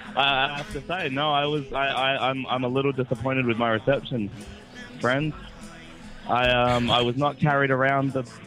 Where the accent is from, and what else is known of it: Perth, Western Australia, Australia; born or raised there; moved away as an adult